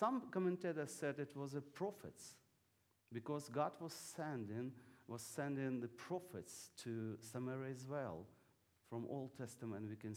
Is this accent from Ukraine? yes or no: yes; Ukraine; English is a second language